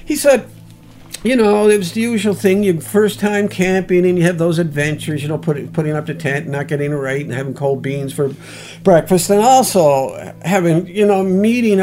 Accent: Sydney, Nova Scotia, Canada; I was born in Sydney, Nova Scotia. I was raised in Sydney, Nova Scotia.

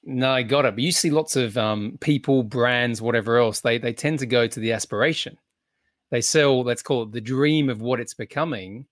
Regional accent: Australia; being Australian

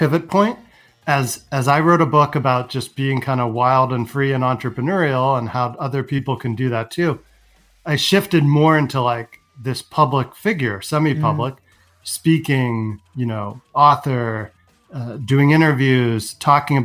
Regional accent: San Francisco, California, United States; I was born in San Francisco, grew up with, you know, a Macintosh

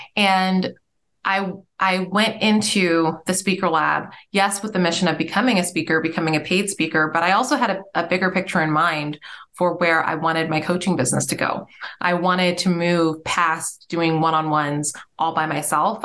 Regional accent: Nigeria; I'm Nigerian

